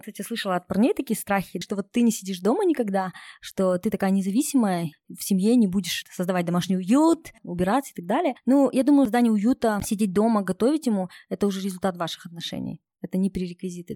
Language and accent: Russian; Kokshetau, Akmola Region, Kazakhstan; я сама из Кукштау, мои ровесники уже замужем